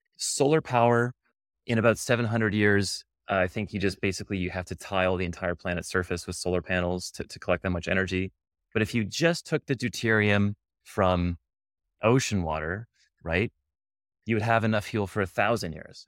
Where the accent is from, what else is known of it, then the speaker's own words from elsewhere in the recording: Canada; now in United States; I'm Canadian